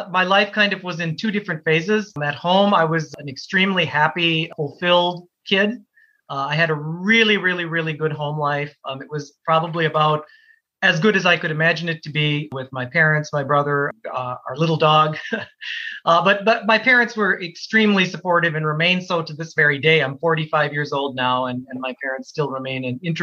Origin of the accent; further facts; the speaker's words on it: Minnesota, United States; also born or lived in Canada; growing up where I grew up in Minnesota